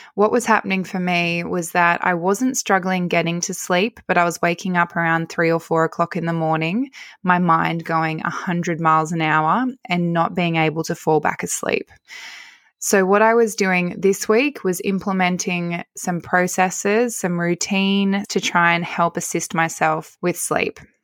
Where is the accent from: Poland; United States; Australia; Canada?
Australia; Narromine, New South Wales; also born or lived in Wollongong / Dubbo; So I'm from Narromine and I made the choice to move back to Dubbo